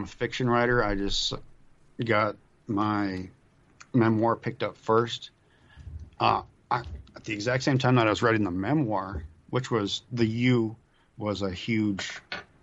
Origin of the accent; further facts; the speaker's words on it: Duluth, Minnesota, United States; my hometown